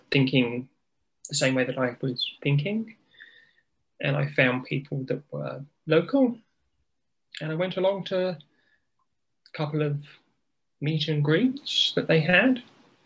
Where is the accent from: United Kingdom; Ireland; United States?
United Kingdom; accent: British; In case your viewers can't tell by this accent, I am as British as tea and scones.